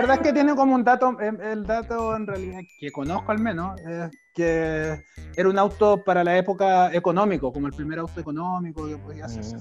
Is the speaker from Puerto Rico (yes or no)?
no; Chile; moved away as an adult; now in Germany; no estudié porque vengo de Chile